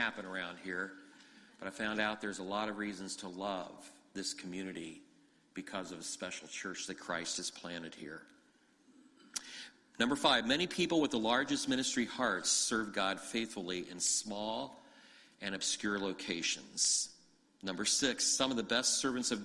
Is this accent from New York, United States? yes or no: no; Ohio, United States; moved away as an adult; also born or lived in Grand Rapids, Michigan; now in Michigan, United States; I grew up in Ohio. We moved to Michigan 14 years ago